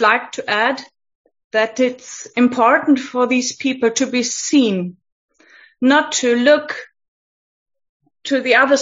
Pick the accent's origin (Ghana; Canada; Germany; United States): Germany; English is a second language; I'm from Germany